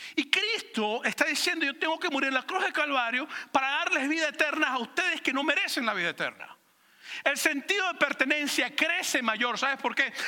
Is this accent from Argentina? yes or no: no; Venezuela; moved away; me identifico como venezolano